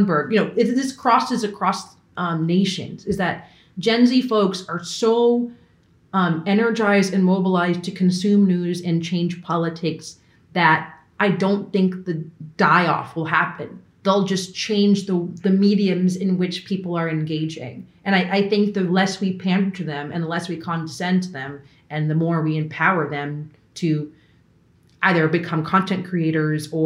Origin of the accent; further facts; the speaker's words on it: Long Island, New York, United States; moved away as an adult; I'm from Long Island, New York. I wanted to desperately leave New York.